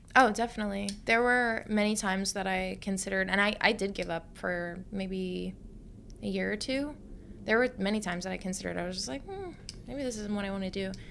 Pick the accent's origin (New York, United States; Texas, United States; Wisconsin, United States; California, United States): New York, United States; Long Island; I grew up on Long Island